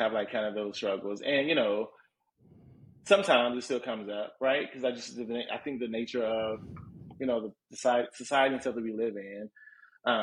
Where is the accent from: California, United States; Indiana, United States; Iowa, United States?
Indiana, United States; Indianapolis; also born or lived in West Coast; now in Chicago, United States; I'm from Indianapolis